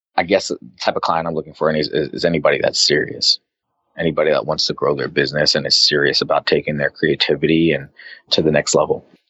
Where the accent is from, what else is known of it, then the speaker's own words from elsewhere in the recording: Arizona, United States; moved away as an adult; now in New York, United States; I grew up in Arizona